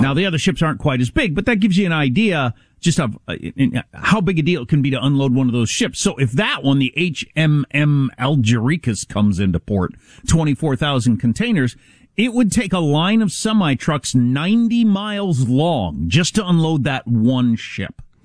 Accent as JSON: {"language": "English", "country": "United States", "said": "I, am as an American, I'm not used to supply chain interruptions"}